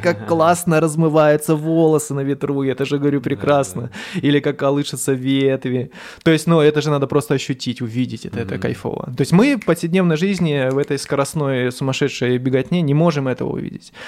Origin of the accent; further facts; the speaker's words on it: Dzerzhinsk, Donetsk Oblast, Ukraine; moved away as an adult; also born or lived in Skopin, Ryazan Oblast, Russia / Moscow, Russia; now in Saint Petersburg, Russia; я вообще родился в Скопине, это Рязанская область, но по распределению от родителей мы поехали в город Дзержинск, это на Украине, это Донецкая область